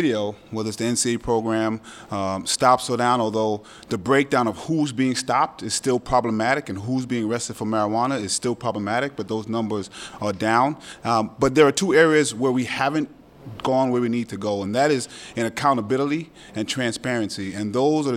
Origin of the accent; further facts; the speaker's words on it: Brooklyn, New York, United States; I reek of Brooklyn, so I'm born and bred in Brooklyn